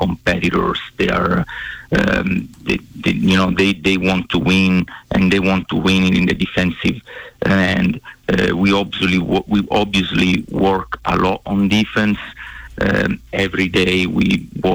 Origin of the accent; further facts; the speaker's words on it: Sicily, Italy; moved away as an adult; also born or lived in Bozeman, Montana; now in Arizona, United States; I come from Sicily in Italy